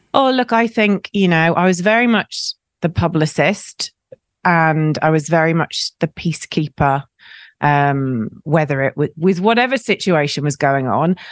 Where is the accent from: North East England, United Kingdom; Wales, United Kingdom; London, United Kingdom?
Wales, United Kingdom; South; moved away; I grew up in South Wales